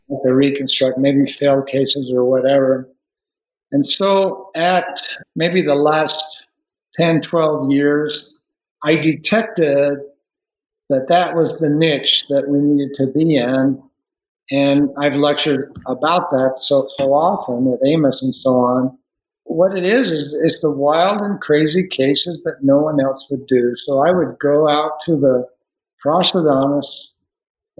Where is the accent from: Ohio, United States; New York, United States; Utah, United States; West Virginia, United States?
Utah, United States; Salt Lake City; I grew up in Salt Lake City